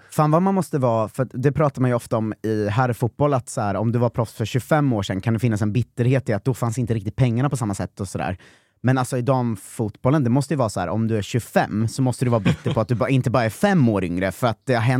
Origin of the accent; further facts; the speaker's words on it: Norrköping, Östergötland, Sweden; jag, jag ser ju vad som håller på att hända här och jag är från Norrköping, jag ska fan ta det här framåt.